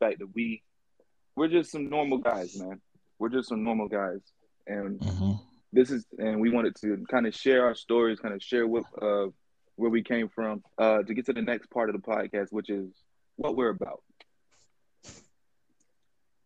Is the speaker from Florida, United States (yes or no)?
yes; Jacksonville, Florida, United States; I'm from the Jacksonville, Duval. Born and raised